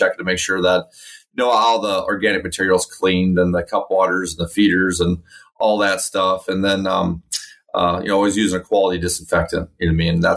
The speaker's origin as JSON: {"language": "English", "town": "Carroll", "region": "Iowa", "country": "United States", "tie": "born or raised there", "said": "I'm from Carroll, Iowa. That's in the west central part of Iowa. My family's been in agricultural since the late 40s here, so I've been a lifelong resident of Western Iowa"}